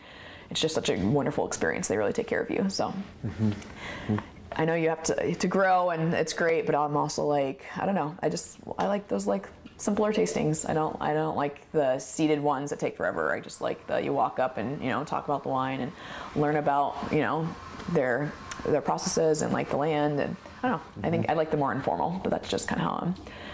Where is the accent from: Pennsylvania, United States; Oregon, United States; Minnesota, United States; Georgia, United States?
Oregon, United States; I love that when we would say we're from Oregon, people are like, the French would be like, oh my gosh, you're from Oregon?